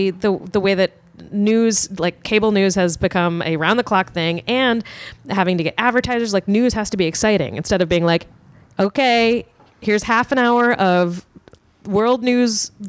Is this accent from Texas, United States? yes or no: no; Richmond, Virginia, United States; Yes. I'm from Richmond.